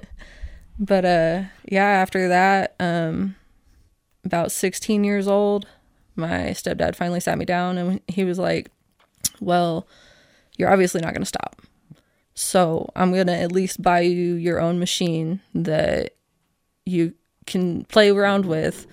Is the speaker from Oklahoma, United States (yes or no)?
yes; Oklahoma City, Oklahoma, United States; now in Casper, United States; I grew up in Oklahoma City